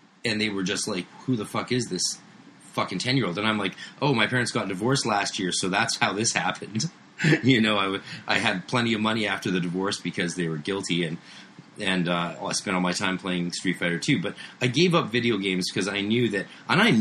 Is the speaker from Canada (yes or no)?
yes; Canada; I'm Canadian.